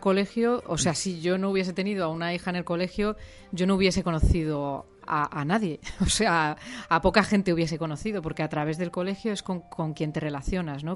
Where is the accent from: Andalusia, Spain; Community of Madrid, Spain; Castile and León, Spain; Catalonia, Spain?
Community of Madrid, Spain; Madrid; moved away as an adult; also born or lived in El Bierzo; now in Cantabria, Spain; yo soy de Hortaleza, de Madrid